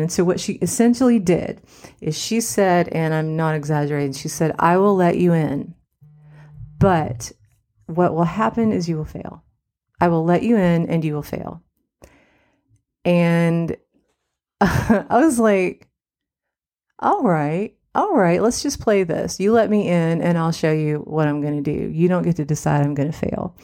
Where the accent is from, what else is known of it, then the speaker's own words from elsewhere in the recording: Cottage Hill, West Virginia, United States; now in Los Angeles, United States; I'm from Cottage Hill, West Virginia